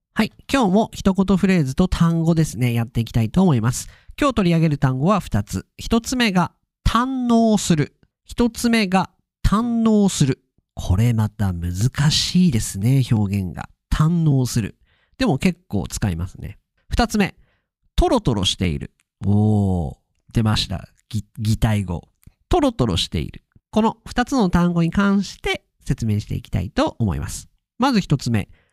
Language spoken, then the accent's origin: Japanese; Tohoku, Akita, Japan; also born or lived in United States; 東北、秋田、秋田の人